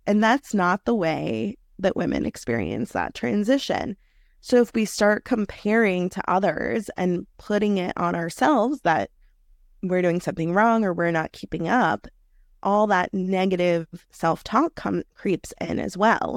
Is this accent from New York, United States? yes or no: yes; New York City, New York, United States; I am a native New Yorker. I grew up in New York City in one of the outer boroughs